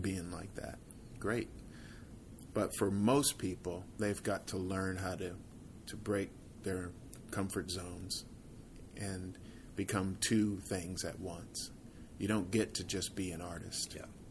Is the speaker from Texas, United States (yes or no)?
yes; Fort Worth, Texas, United States; who I grew up with in Fort Worth